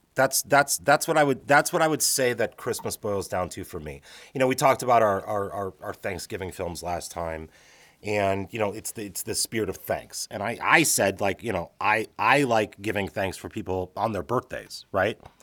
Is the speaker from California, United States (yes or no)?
no; Chicago, Illinois, United States; I grew up in the Midwest, in Chicago